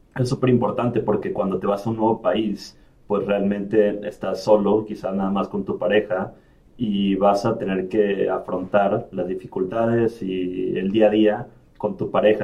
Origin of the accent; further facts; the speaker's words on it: Emiliano Zapata, Tabasco, Mexico; moved away as an adult; also born or lived in Mexico City / Villahermosa / Monterrey / Rennes; now in Ireland; crecí y viví 15 años en un pueblo que se llama Emiliano Zapata en el estado de Tabasco